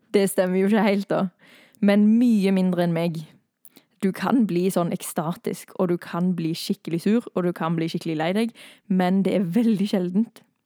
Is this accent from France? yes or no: no; Thailand; now in Norway; jeg har vokst opp i Thailand